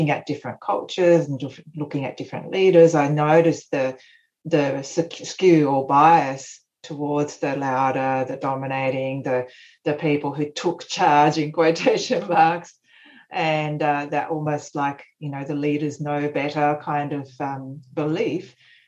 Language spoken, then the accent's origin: English; Australia; born there; also born or lived in Japan; Japan, so it's part of my upbringing has been in Japan, and my background, my parents are Japanese. I'm Australian born, but anyway, I've got a Japanese background.